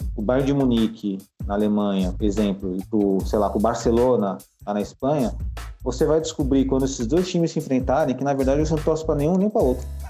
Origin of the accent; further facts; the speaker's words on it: Brazil; Nós somos brasileiros